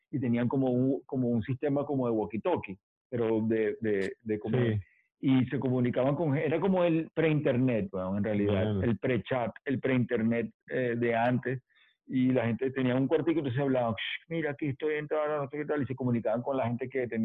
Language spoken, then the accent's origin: Spanish; Venezuela; now in Los Angeles, United States; los mexicanos dicen que el acento de nosotros es cantadito